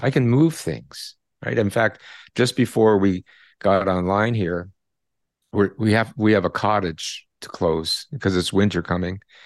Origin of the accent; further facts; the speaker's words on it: Canada; I'm a Canadian